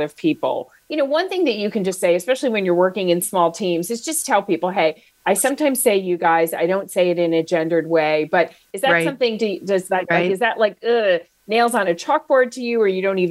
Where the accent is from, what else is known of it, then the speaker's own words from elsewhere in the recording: New Jersey, United States; also born or lived in Atlanta; I'm from New Jersey. So "you guys" is just like, it's like the first words that you learn to say aloud.